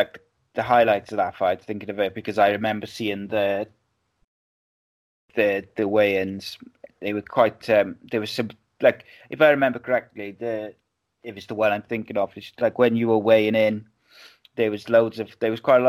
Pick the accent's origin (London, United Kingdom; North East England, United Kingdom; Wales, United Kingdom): Wales, United Kingdom; as a Welshman, like, it's weird, isn't it? Because obviously living in Wales, you realise how small Wales is